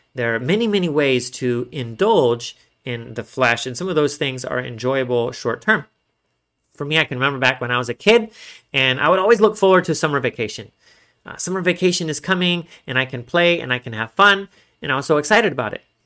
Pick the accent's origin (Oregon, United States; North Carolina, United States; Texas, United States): Texas, United States; I'm from Texas